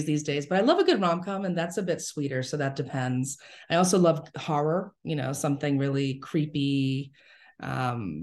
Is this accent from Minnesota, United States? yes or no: no; New York City, New York, United States; I grew up in the Bronx